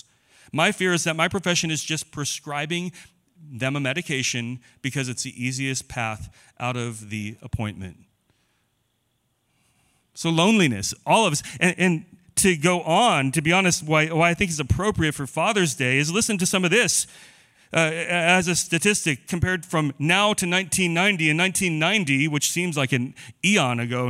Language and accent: English; Boise, Idaho, United States; I grew up in Boise.